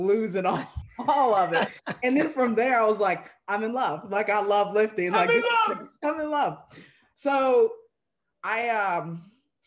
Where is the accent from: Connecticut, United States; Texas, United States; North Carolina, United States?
North Carolina, United States; right outside the Outer Banks; I grew up in North Carolina, right outside the Outer Banks